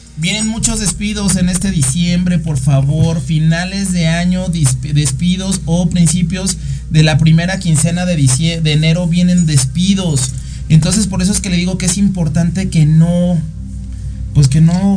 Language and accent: Spanish; Mexico; yo soy costeño, yo soy de tierra caliente